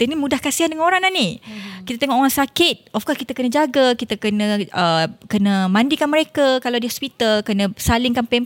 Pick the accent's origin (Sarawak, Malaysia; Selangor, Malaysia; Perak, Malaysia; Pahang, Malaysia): Perak, Malaysia; Ya, yeah, saya orang Perak proud. Perak.